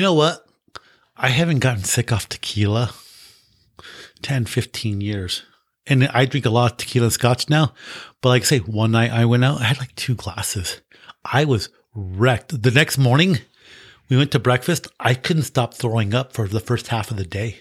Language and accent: English; United States; I'm from the United States